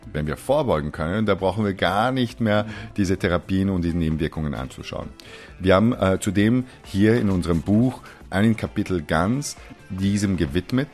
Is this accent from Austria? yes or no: yes; Austria; also born or lived in Iran / United States; ich bin in Österreich aufgewachsen, aber Iraner